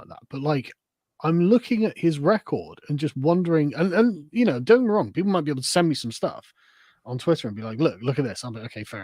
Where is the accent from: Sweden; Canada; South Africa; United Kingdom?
United Kingdom; England; I would still think of myself as an Englishman first